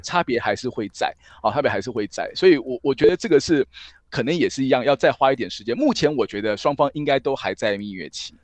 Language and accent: Chinese; Taiwan; 我是台湾来的